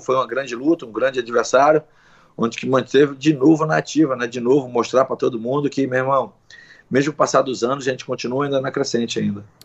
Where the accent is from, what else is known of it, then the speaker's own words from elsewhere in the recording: Brazil; mesmo nós sendo brasileiro